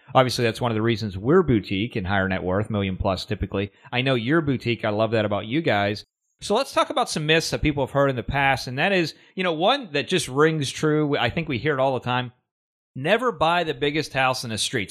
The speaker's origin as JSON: {"language": "English", "town": "Pittsburgh", "region": "Pennsylvania", "country": "United States", "tie": "born or raised there", "said": "I'm from Steeler Nation"}